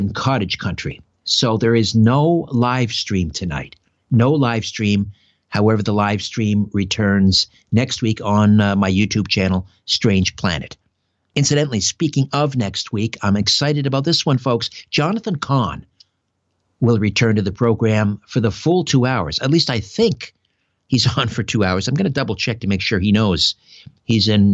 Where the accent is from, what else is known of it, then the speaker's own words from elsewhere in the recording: Brantford, Ontario, Canada; my hometown of Brantford, Ontario.